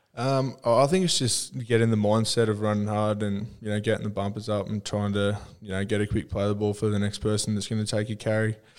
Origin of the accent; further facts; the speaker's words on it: Australia; now in Canberra, Australia; I grew up in Mainbar. I was pretty small and there wasn't too much to do apart from go fishing